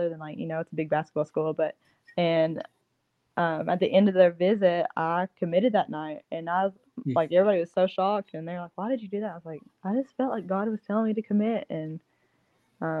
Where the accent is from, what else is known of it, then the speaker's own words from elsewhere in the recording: Bell County, Kentucky, United States; growing up in Bell County